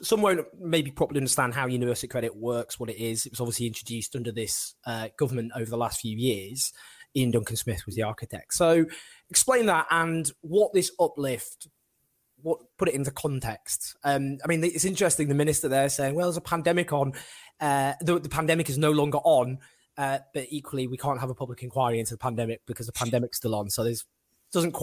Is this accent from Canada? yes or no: no; Manchester, North West England, United Kingdom; my hometown Manchester